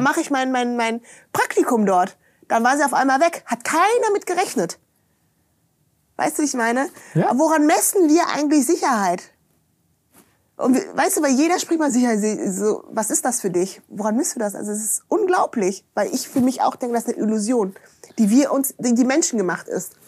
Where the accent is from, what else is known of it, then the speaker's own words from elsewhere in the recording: Germany; Ich bin ja da in der Eifel aufgewachsen, ne? Bonn-Kölner Gegend